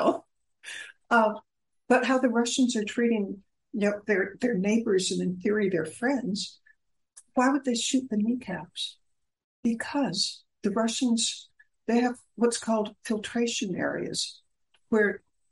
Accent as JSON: {"language": "English", "country": "United States", "said": "as an American from a business family"}